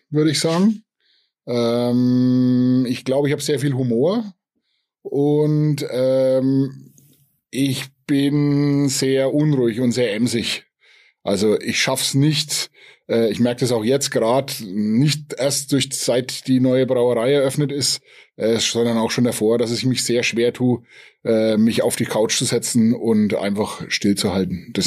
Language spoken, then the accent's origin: German; Bavaria, Germany; Also als Oberfranke ist man natürlich äh, dem Bier schon immer ein bisschen äh, zugeneigt